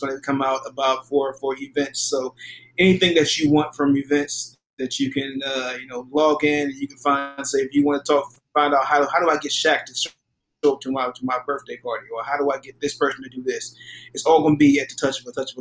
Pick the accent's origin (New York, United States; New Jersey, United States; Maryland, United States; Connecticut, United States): Maryland, United States; Palmer Park; coming from the meager place that I came from Palmer Park, Maryland. We didn't have anything